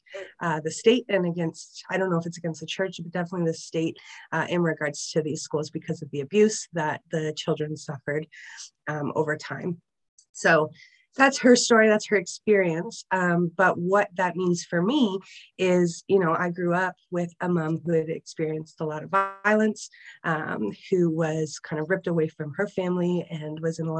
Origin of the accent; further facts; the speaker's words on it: Niagara Region, Ontario, Canada; we grew up outside of Niagara region